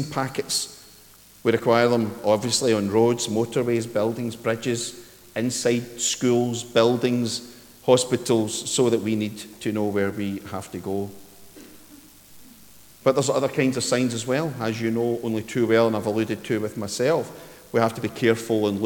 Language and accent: English; Ayrshire, Scotland, United Kingdom; when I was wee at Dorai, where I grew up in Ayrshire